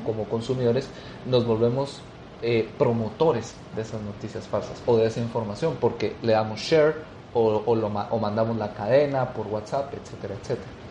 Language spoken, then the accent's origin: Spanish; Guatemala; como sociedad guatemalteca